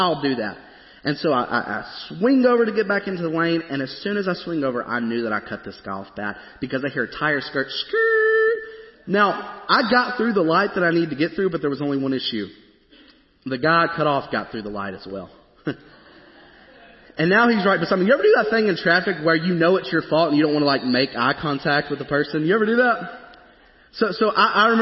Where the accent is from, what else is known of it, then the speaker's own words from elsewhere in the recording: Springfield, Tennessee, United States; moved away as an adult; now in Goodlettsville, United States; I grew up in Springfield where, you know, there's not that much traffic.